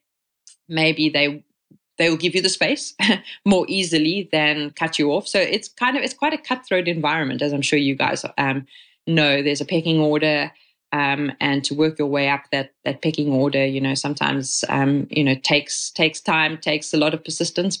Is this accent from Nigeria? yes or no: no; South Africa; first language English; moved away as an adult; now in Catalonia, Spain; growing up in South Africa